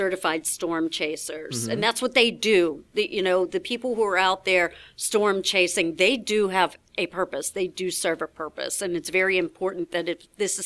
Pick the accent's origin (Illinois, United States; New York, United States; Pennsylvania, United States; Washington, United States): Pennsylvania, United States; Pittsburgh; now in Chicago, United States; I grew up in Pittsburgh